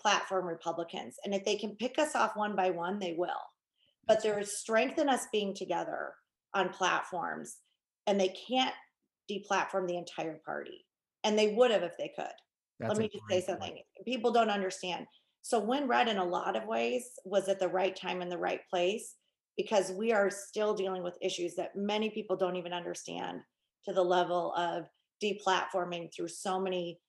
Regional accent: Michigan, United States; I'm a mom from Michigan

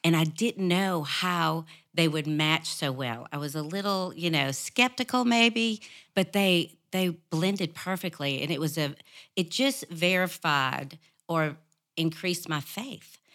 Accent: New Orleans, Louisiana, United States; moved away; also born or lived in Arkansas; I was raised in New Orleans

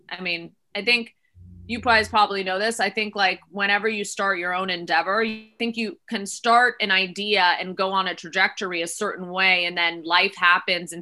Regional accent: Miami, Florida, United States; now in Los Angeles, United States; I am now in Los Angeles, but I was born and raised in Miami, Florida.

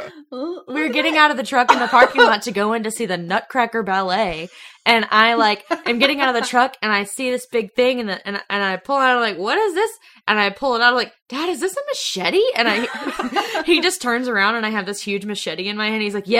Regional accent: Alabama, United States; accent: Alabama; And my Alabama accent, they're running for the fucking hills.

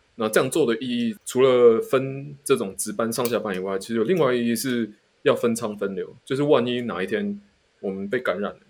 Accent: Taiwan; 我们嗯。台湾人没有，没有什么天生抗体这样子

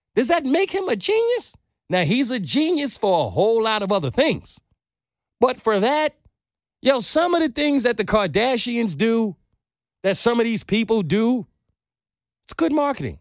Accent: New York, United States; moved away; I'm from New York

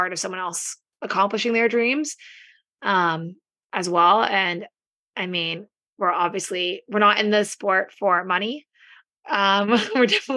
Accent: Canada; we're all Canadian.

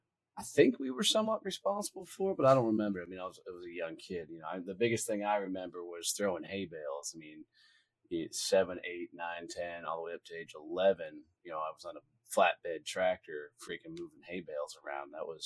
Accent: Kansas, United States; I grew up in Kansas on about a 500-acre farm.

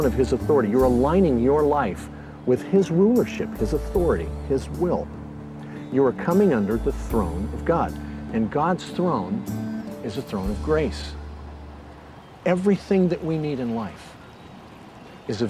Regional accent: Southern California, United States; When I was a kid growing up in Southern California

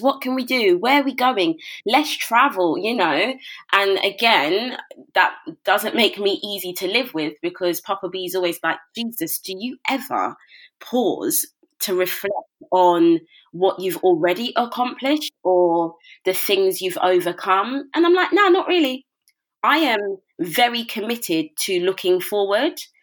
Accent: London, United Kingdom; moved away as an adult; now in Milton Keynes, United Kingdom; Born and raised in Brixton, South London

